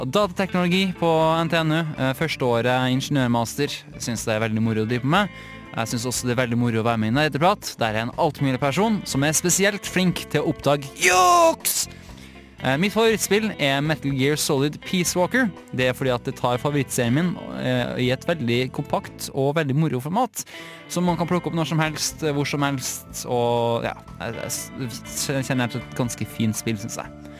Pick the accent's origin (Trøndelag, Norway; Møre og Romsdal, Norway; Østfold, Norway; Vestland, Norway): Trøndelag, Norway; Trondheim; Jeg kommer fra Trondheim.